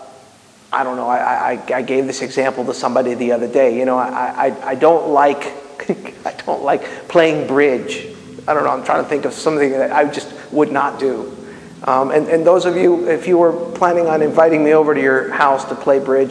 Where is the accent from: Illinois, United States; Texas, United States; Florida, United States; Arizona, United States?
Florida, United States; Miami; I'm Cuban, okay? I mean, you guys know that, right? And I grew up in Miami